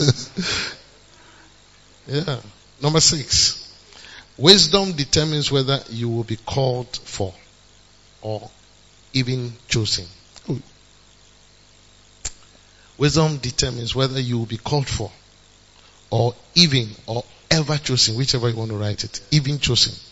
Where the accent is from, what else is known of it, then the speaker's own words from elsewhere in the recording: Ghana; we are too Ghanaian.